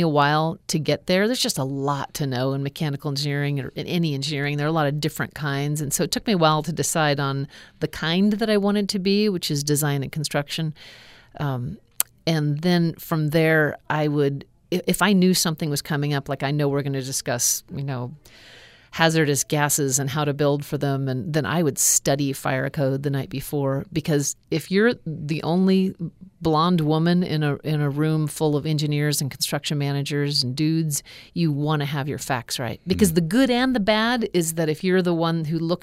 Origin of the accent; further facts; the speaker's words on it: Alaska, United States; growing up in Alaska